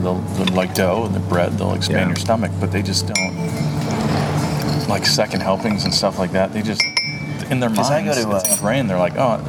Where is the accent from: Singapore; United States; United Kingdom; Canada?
United States; Orange County, California; I grew up in Orange County